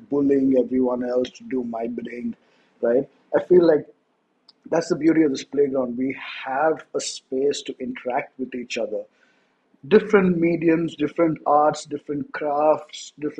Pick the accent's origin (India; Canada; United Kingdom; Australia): India; first language English; I grew up in India. I'm an Indian. I was born Indian. But I grew up in a city.